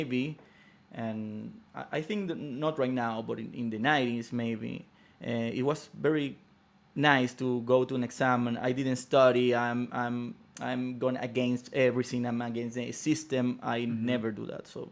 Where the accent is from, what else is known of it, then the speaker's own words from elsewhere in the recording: Venezuela; Growing up in Venezuela